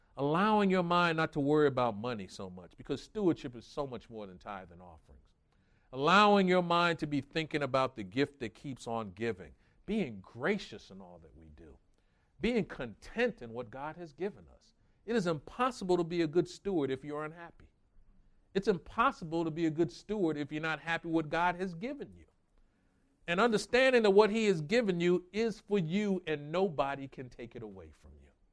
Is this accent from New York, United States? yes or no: yes; New York, United States; moved away; I grew up in New York